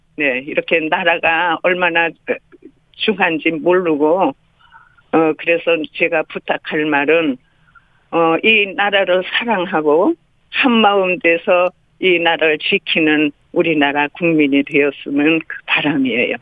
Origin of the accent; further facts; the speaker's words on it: Chuncheon, Gangwon, South Korea; 나는 춘천여고 1학년인데